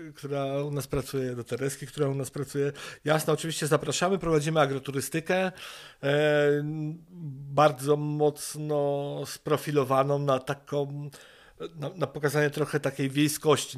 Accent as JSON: {"language": "Polish", "town": "Wrocław", "region": "Lower Silesian Voivodeship", "country": "Poland", "moved": "as an adult", "lives_now": "Sokołowiec, Poland", "said": "pochodzimy z Wrocławia"}